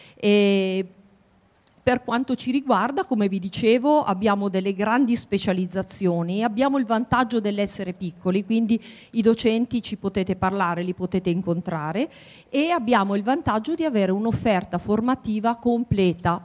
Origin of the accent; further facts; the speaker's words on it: Piedmont, Italy; moved away as an adult; also born or lived in Milan; now in Macerata, Italy; sono piemontese eh, e qui all'Università di Macerata insegno dal 1997